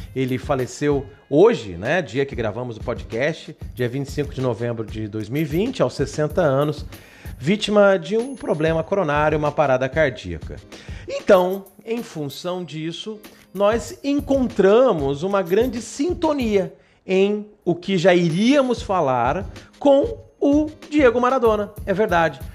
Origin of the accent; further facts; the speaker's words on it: Brazil; Nós que somos brasileiros